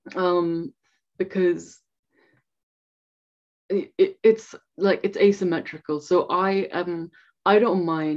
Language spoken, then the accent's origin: English; India; moved away; I'm from India.